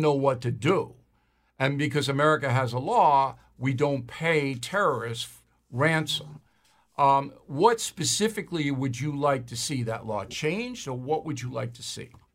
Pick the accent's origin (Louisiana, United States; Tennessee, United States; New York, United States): New York, United States; Levittown; Levittown, New York, my hometown.